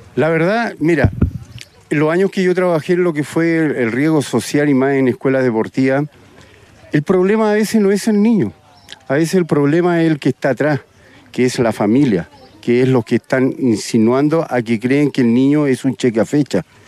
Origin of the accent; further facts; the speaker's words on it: Valparaíso, Chile; me formé en Wander, soy guanderino, soy porteño, nací en Valparaíso